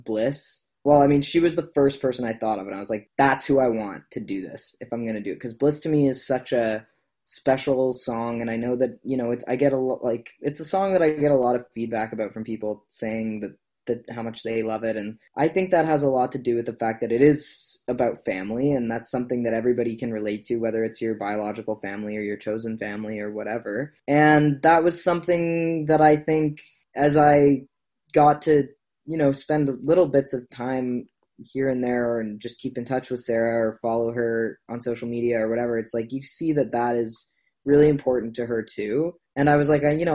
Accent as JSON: {"language": "English", "region": "Nova Scotia", "country": "Canada", "said": "I was from Nova Scotia"}